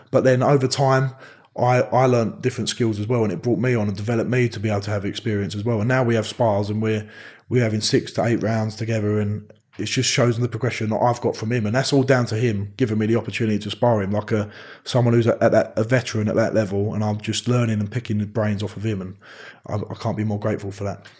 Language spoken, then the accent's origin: English; Romford, London, United Kingdom; I'm from Romford.